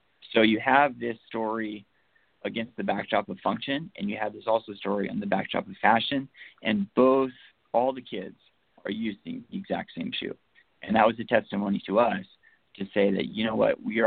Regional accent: Seattle, Washington, United States; we're from Seattle

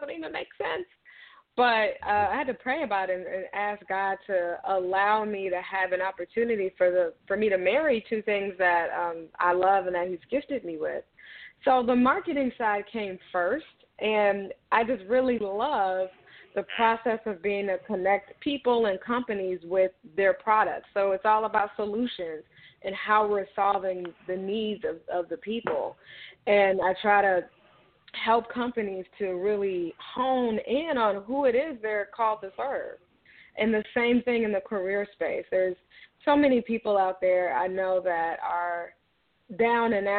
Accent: Chicago, Illinois, United States; I am calling from the Chicagoland area, and I've pretty much been here all my life

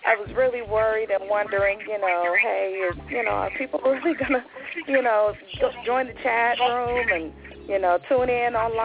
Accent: Birmingham, Alabama, United States; accent: southern drawl; Please forgive my southern drawl. As you did say, I'm from Birmingham, Alabama. So, yes, I'm southern girl to the bone

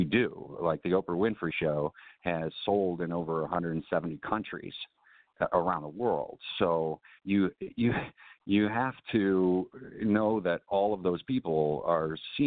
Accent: Chicago, Illinois, United States; I was born and raised in Southern Illinois, but I was raised in Chicago. And I started going downtown to Chicago when I was like 6 years old

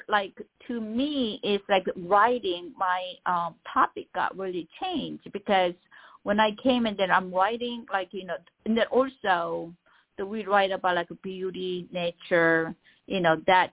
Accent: South Korea; first language Korean; English is a second language; now in Los Angeles, United States; I'm an immigrant. I came here. So my mother tongue is Korean

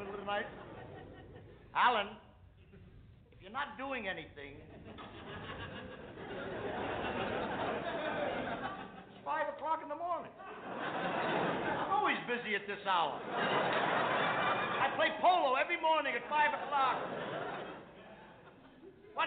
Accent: New York City, New York, United States; I come from the Lower East Side of New York.

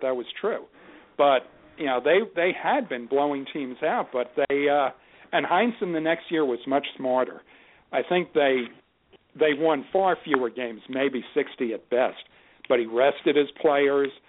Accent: Chicago, Illinois, United States; even as a Chicagoan

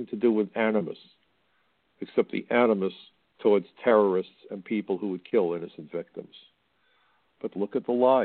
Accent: New York, United States; I'm from New York, just across the river

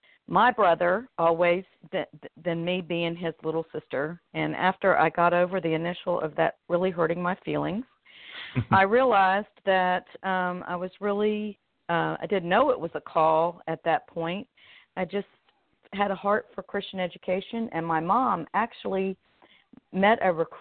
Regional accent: Orlando, Florida, United States; moved away as an adult; now in North Carolina, United States; I grew up in Orlando, Florida, before Disney discovered my hometown

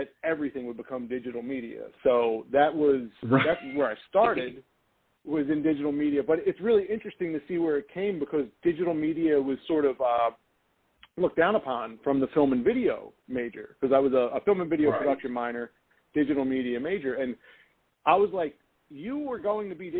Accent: Philadelphia, Pennsylvania, United States; I grew up I grew up in South Philadelphia in an Italian American neighborhood

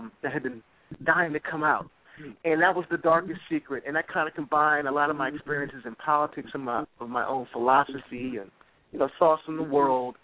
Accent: Baltimore, Maryland, United States; also born or lived in Washington, D.C.; I'm from Baltimore, Maryland originally

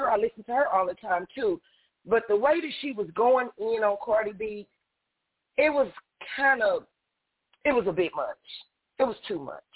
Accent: New York, United States; I'm from New York

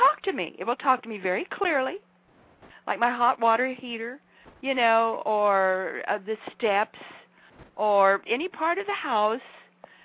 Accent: southern Idaho, United States; now in Charlottesville, United States; I come from the reclaimed deserts of southern Idaho.

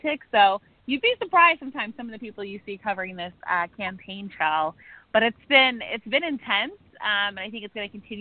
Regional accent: Maryland, United States; I'm born and bred in Maryland

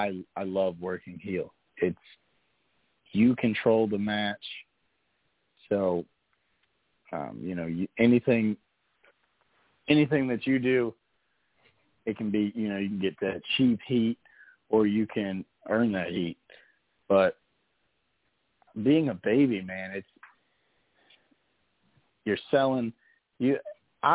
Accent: Virginia, United States; in my hometown, Virginia, of course I'm a baby

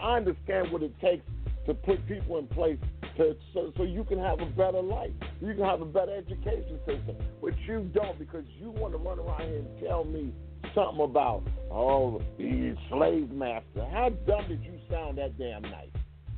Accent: Gary, Indiana, United States; Because I live next to Gary, Indiana, and I'm from Gary, Indiana

